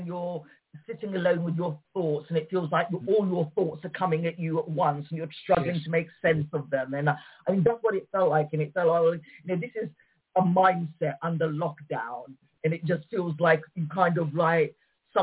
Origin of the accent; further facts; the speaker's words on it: London, United Kingdom; as my parents were Moroccan immigrants and I was born in London. So, I mean, I grew up with a traditional Moroccan upbringing and I speak the language